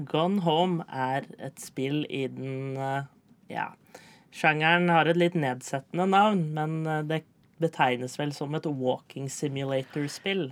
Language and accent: Norwegian; Tønsberg, Vestfold, Norway